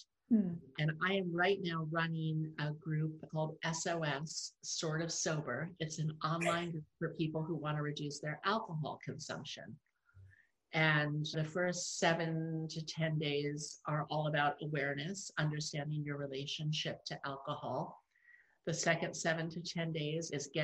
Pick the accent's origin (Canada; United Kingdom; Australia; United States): United States; New York City, New York; moved away as an adult; also born or lived in Los Angeles; I'm from New York City